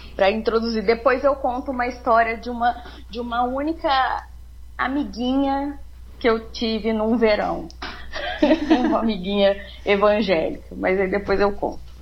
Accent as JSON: {"language": "Portuguese", "town": "Varginha", "region": "Minas Gerais", "country": "Brazil", "tie": "born or raised there", "also_born_or_lived": "Rio de Janeiro", "said": "Eu nasci no Rio de Janeiro, mas morando desde os quatro anos numa cidadezinha do interior de Minas, né, sul de Minas aqui"}